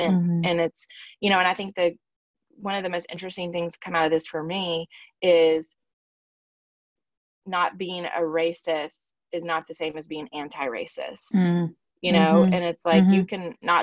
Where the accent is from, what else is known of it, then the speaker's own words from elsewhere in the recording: Alabama, United States; I'm from Alabama